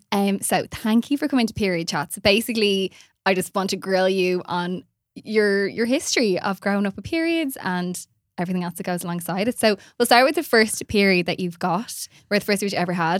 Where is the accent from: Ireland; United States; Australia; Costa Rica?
Ireland; Portmarnock, Leinster; I'm from Pomarnock